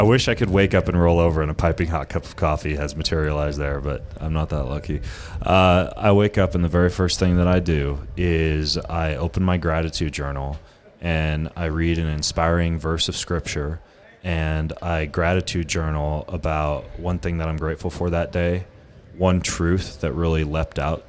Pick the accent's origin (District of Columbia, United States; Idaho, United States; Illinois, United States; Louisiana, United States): Idaho, United States; Lewiston; I grew up in Lewiston, Idaho